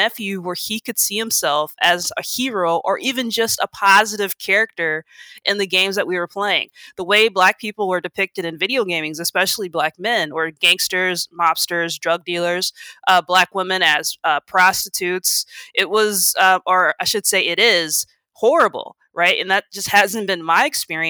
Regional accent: Minnesota, United States; I grew up here in Minnesota

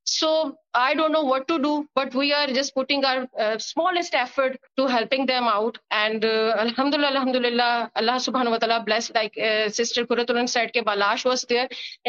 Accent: Multan, Punjab, Pakistan; I came from Multan.

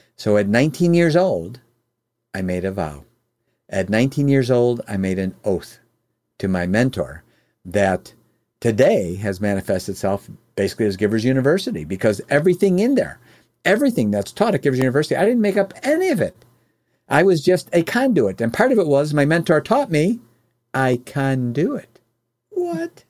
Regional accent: Oak Brook, Illinois, United States; also born or lived in Chicago, Illinois; now in Michigan, United States; I grew up in the Oak Brook area where the world headquarters of McDonald's was

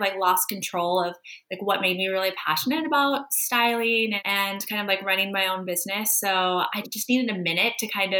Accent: California, United States; moved away as an adult; now in Prague, Czech Republic; So I came here to Prague from California about 6 years ago.

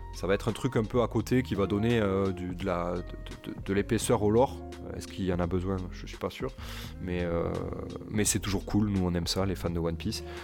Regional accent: Toulouse, Occitania, France; chez moi à Toulouse

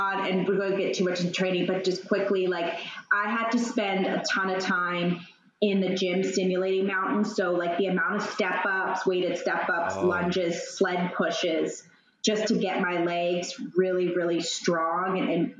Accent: Calgary, Alberta, Canada; moved away as an adult; also born or lived in Manhattan, New York; now in New York, United States; I'm from Calgary, but I've been living in Manhattan, New York for, I don't know, maybe 7-ish years or so now.

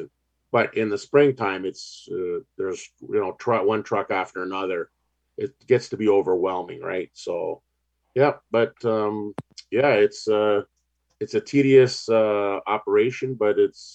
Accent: Ontario, Canada; we're growing up in Ontario

